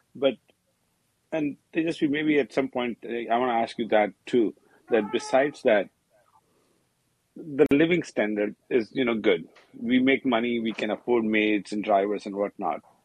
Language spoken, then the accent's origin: English; India; moved away; as an Indian, and I've been doing business in India for nine years